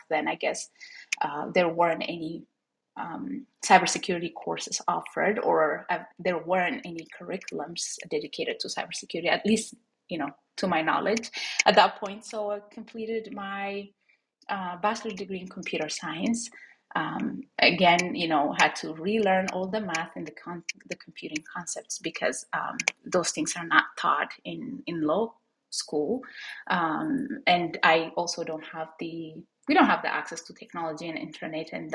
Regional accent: Ethiopia; moved away as an adult; now in Minnesota, United States; I'm also an immigrant from Ethiopia. I moved here 9 years ago from Ethiopia, eastern part of Africa, to the snow in Minnesota.

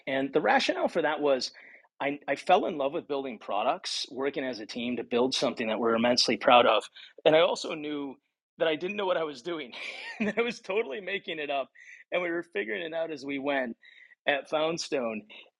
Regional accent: Battle Creek, Michigan, United States; also born or lived in Ohio; Okay, so I was born in Ohio, raised in Battle Creek, Michigan.

